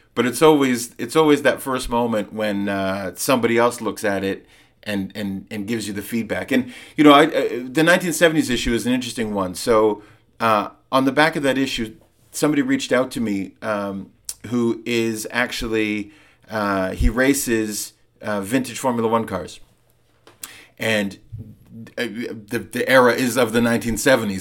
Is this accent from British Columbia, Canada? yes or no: yes; Vancouver, British Columbia, Canada; moved away as an adult; also born or lived in London, United Kingdom; So I lived, I grew up in Vancouver, but I lived in London uh, from when I was 19 till I was in my mid 30s